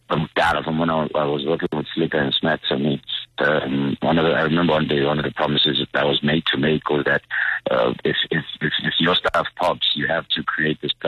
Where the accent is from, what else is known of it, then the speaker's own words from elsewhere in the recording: Katlehong, Gauteng, South Africa; I'm from Katlehong